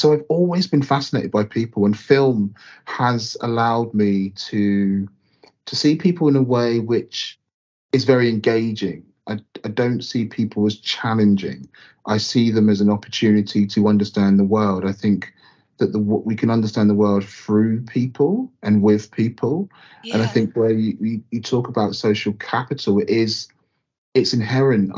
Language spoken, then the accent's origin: English; North Baddesley, near Southampton, South East England, United Kingdom; also born or lived in Southampton / Micheldever Station, near Winchester; I was born in Southampton and grew up in a very small village, North Battersley, like only black family that I knew there